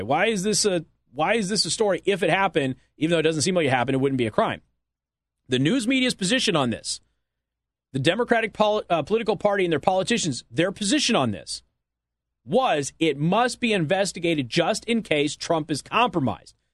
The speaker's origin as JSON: {"language": "English", "region": "Southwest", "country": "United States", "said": "I'm from the Southwest."}